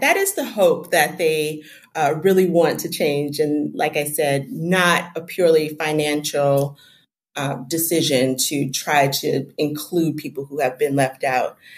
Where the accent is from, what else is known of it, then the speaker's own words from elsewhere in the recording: Jamaica; I'm from Jamaica